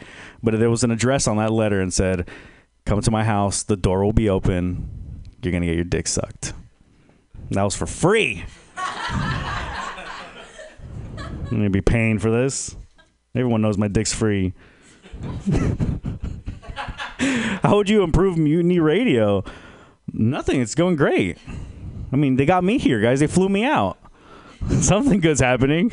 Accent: San Jose, California, United States; moved away; also born or lived in Texas; I'm originally from San Jose

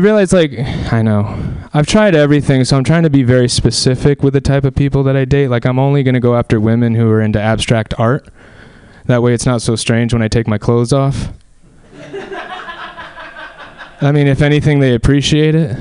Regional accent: Anaheim, California, United States; I'm from Southern California. I'm from Anaheim, which is where Disneyland is

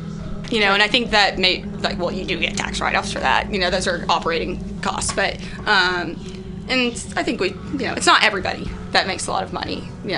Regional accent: West Texas, United States; moved away; also born or lived in Berkeley; I'm from a small town in West Texas

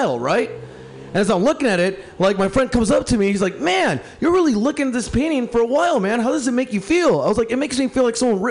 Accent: Mexicali, Baja California, Mexico; now in Portland, United States; I'm from Mexico, Mexicali, in Portland, Oregon

